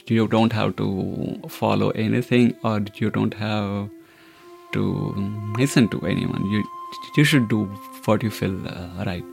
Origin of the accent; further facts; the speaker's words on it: Mumbai, Maharashtra, India; moved away as an adult; also born or lived in London; now in Ireland; I grew up in the north part of Bombay in upper middle class family.